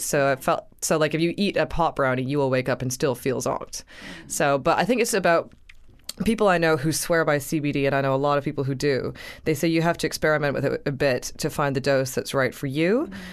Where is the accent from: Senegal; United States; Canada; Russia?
Canada; I'm a Canadian girl